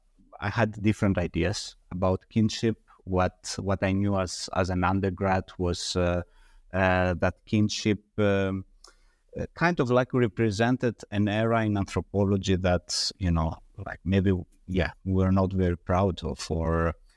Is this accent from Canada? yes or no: no; Greece; I was born and raised in Greece. I was educated in Greece. I studied in Greece